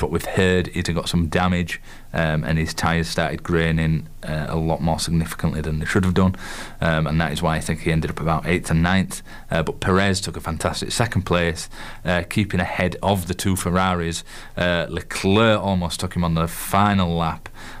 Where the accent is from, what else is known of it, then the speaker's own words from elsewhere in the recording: Yorkshire and the Humber, United Kingdom; accent: Yorkshire; my miserable Yorkshire accent